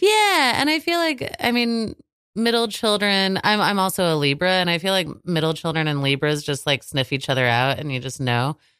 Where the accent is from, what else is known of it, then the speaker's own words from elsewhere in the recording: Manhattan, Kansas, United States; moved away; I, I come from Manhattan, Kansas